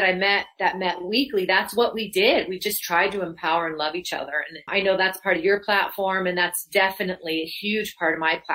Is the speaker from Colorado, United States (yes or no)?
yes; Louisville, Colorado, United States; moved away as an adult; also born or lived in Los Angeles, California; I'm a native. I grew up in Louisville